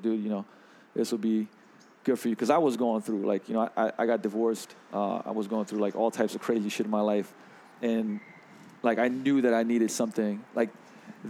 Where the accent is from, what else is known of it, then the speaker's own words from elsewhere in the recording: Slovenia; also born or lived in London; I grew up in, like, you know, I was born in 81 in Yugoslavia, socialism, right? And I moved to London for a while